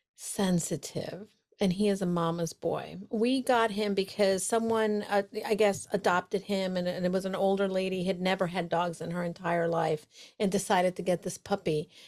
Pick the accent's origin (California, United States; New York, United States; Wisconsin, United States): New York, United States; New York City; moved away as an adult; now in Connecticut, United States; I'm a New Yorker